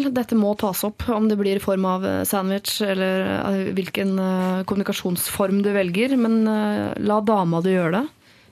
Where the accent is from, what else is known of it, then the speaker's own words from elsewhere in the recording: Finnmark, Norway; moved away as an adult; jeg kommer til å være en del i hjemfylket mitt i jobbsammenheng. Men på den annen side, jeg flytter jo fra Finnmark og har ingen store planer om å vende tilbake til Finnmark.